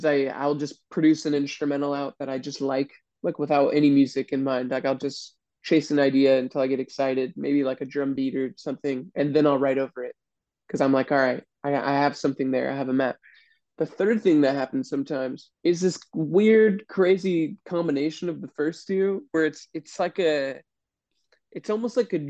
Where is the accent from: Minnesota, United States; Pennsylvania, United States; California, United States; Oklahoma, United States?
California, United States; I was born and raised in California